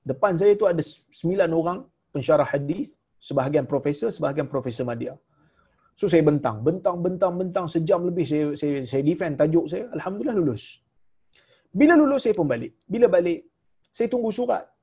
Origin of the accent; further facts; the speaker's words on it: Malaysia; Saya orang Melayu dia orang Jordan.